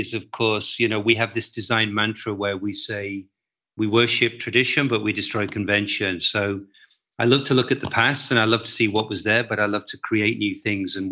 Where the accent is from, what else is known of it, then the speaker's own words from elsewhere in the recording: England, United Kingdom; moved away as an adult; also born or lived in London; now in Amsterdam, Netherlands; I'm an English guy. I was living in London.